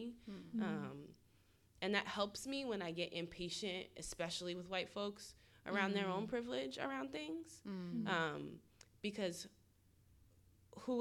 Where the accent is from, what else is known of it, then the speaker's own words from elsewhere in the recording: Northern New Jersey, East Coast, United States; moved away as an adult; also born or lived in Atlanta, Georgia; I'm from the East Coast originally. My family is in Northern New Jersey